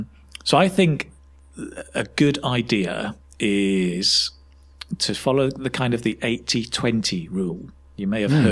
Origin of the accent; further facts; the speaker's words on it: Manchester, North West England, United Kingdom; moved away as an adult; also born or lived in China; now in Spain; I come from Manchester originally in England.